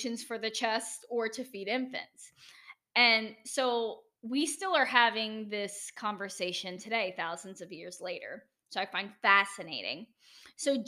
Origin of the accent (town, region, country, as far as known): United States; accent: American